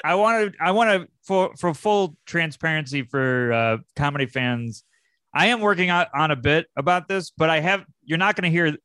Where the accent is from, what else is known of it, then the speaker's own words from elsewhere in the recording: Syracuse, New York, United States; I'm from Syracuse, New York.